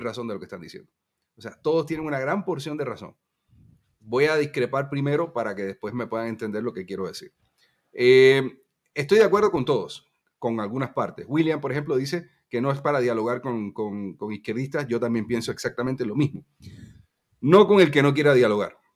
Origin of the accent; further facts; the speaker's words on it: Cuba; somos cubanos